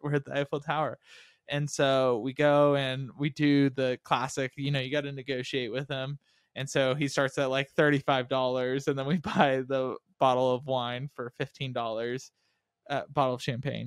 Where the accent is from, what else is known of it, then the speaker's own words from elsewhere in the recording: Texas, United States; we were from America and then from Texas